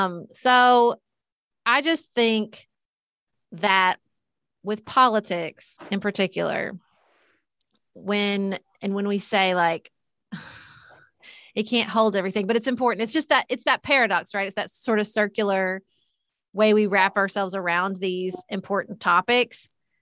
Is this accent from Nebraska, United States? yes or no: no; Paducah, Kentucky, United States; I ran for city commission in my hometown of Paducah, Kentucky.